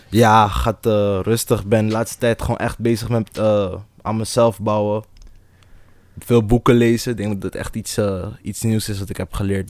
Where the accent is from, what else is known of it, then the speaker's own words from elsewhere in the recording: Almere, Flevoland, Netherlands; also born or lived in Amsterdam; Dus Almere voelt toch wel echt als een thuis, omdat ik hier ben opgegroeid